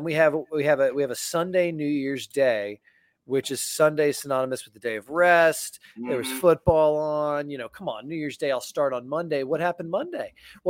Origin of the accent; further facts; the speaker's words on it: Fairfax, Virginia, United States; born there; I was born in Washington or right outside of Washington, D.C. in Fairfax, Virginia.